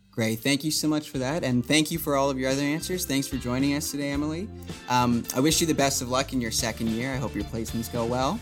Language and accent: English; Barrie, Ontario, Canada; moved away as an adult; now in North Bay, Canada; I'm originally from Barrie